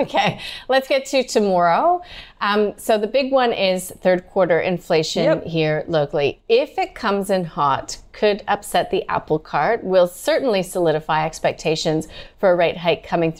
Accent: Canada; now in Australia; being the Canadian

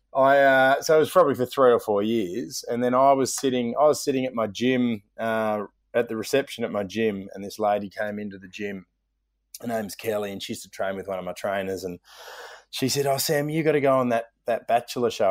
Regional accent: Melbourne, Victoria, Australia; I was from Melbourne

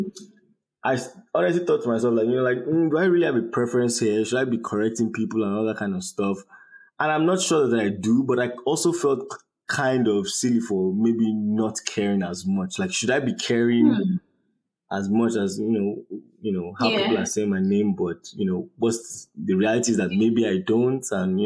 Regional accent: Nigeria; now in United States; growing up in Nigeria

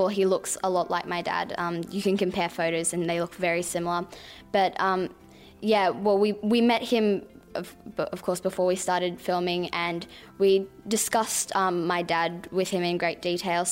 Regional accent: Sydney, New South Wales, Australia; I am from Sydney

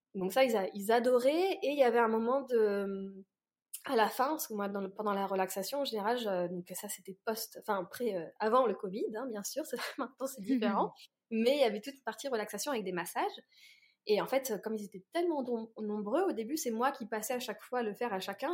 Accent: Orléans, Centre-Val de Loire, France; moved away as an adult; also born or lived in Paris; j'ai pas du tout grandi à Paris, j'ai grandi donc à Orléans

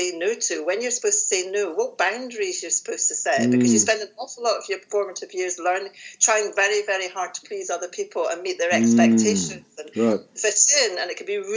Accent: Glasgow, Scotland, United Kingdom; I was born in Glasgow

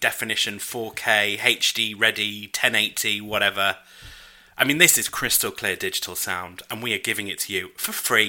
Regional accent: United Kingdom; I'm British.

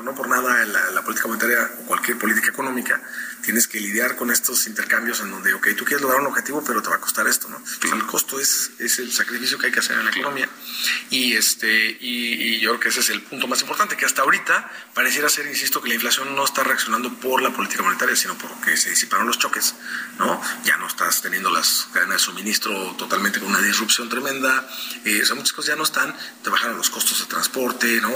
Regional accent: Mexico; en México hemos estado creciendo

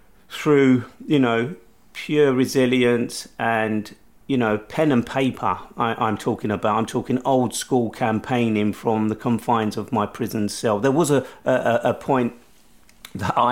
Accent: London, United Kingdom; at the age of 20, as a Londoner

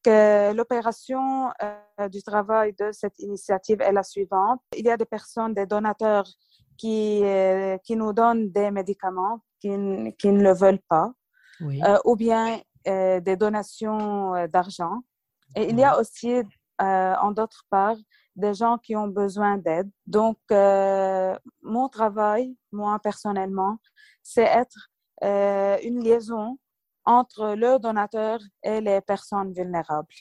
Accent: Lebanon; chez nous au Liban

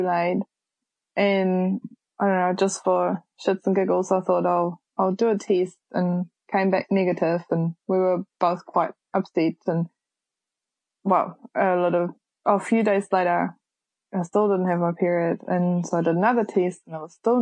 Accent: Germany; moved away as an adult; now in Whakatane, New Zealand; I'm originally from Germany. I'm 27 years old and I've been in New Zealand for the last 8 years

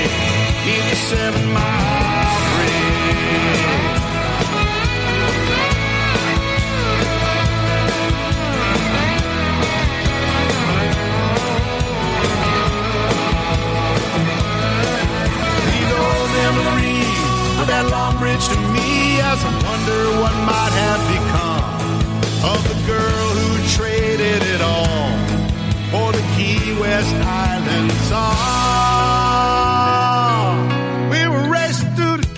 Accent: Mobile, Alabama, United States; I grew up in Mobile, 1.5, 2 hours from New Orleans

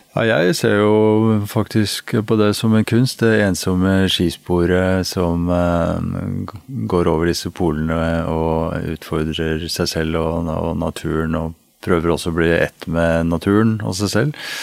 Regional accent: Nesodden, Akershus, Norway; jeg vokste opp på Nesodden, helt ut på tuppen der med hav på alle kanter

